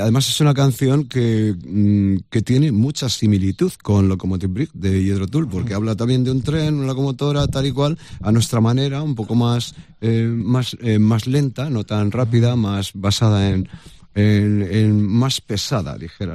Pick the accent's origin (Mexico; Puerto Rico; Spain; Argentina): Spain; Madrid, Community of Madrid; yo nací en Madrid, yo soy del Gaspi de toda la vida